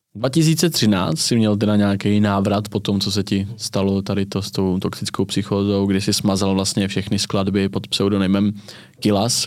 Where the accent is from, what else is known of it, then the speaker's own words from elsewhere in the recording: Tábor, South Bohemian Region, Czechia; Třeba u nás na jihu Čech, já jsem z Tábora